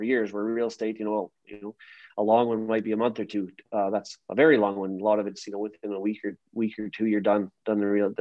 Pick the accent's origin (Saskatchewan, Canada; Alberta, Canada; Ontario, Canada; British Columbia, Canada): Saskatchewan, Canada; Meadow Lake; moved away as an adult; also born or lived in Nova Scotia; now in Saskatoon, Canada; I'm originally from Meadow Lake, Saskatchewan. I grew up there, and I've been in Saskatoon now for a good 15 years or so.